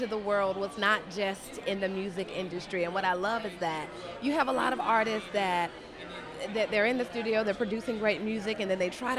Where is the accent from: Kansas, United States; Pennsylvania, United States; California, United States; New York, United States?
New York, United States; Long Island; I'm originally from Long Island.